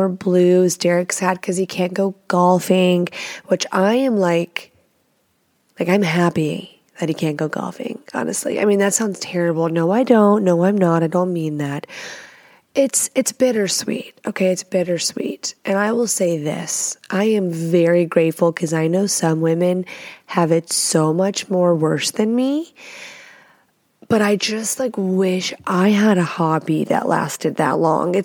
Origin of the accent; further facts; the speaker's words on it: Texas, United States; also born or lived in Washington State; now in Washington, United States; I live in Washington State. I'm from Texas